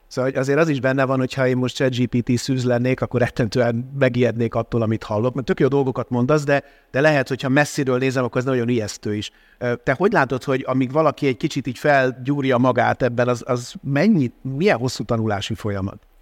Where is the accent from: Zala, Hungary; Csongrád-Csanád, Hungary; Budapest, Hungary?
Budapest, Hungary; én Óbudán voltam gyerek